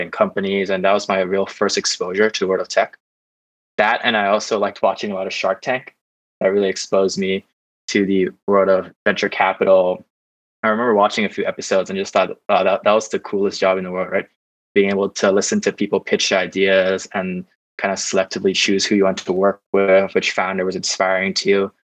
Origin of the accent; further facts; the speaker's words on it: Bangkok, Thailand; also born or lived in California, United States; I grew up in Bangkok, spent my whole life growing up here